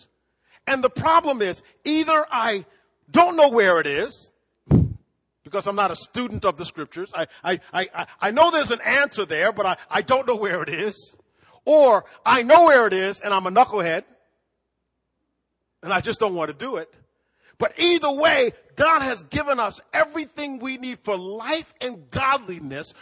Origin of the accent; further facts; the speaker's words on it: East Coast, United States; also born or lived in Midwest; now in Fort Wayne, United States; I grew up on the East Coast deep sea fishing. I had to learn how to do this lake river fishing when I moved to the Midwest